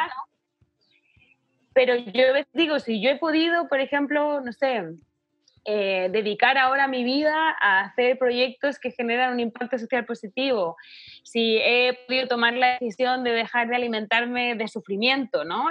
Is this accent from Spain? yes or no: yes; Spain; moved away as an adult; now in Chile; yo por ejemplo que soy española